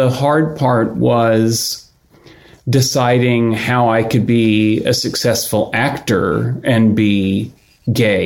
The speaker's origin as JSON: {"language": "English", "town": "Houston", "region": "Texas", "country": "United States", "tie": "born or raised there", "moved": "as an adult", "said": "I grew up in Houston"}